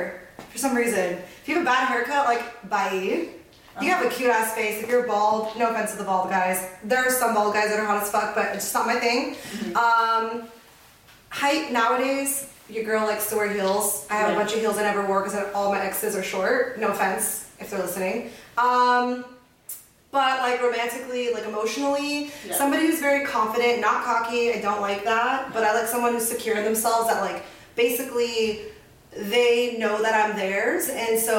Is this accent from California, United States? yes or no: yes; San Diego, California, United States; now in Phoenix, United States; I am actually born and raised in San Diego, California. Moved to Phoenix, Arizona, so that's currently where I reside